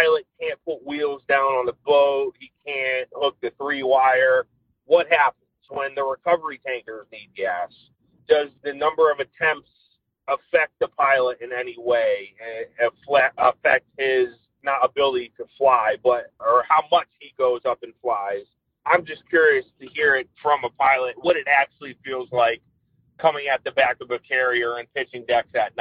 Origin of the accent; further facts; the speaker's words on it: Connecticut, United States; I'm from Connecticut.